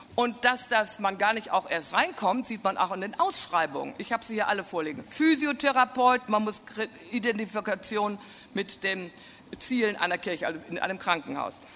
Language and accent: German; Münsterland, North Rhine-Westphalia, Germany; also born or lived in Bonn area; ich komme aus dem Münsterland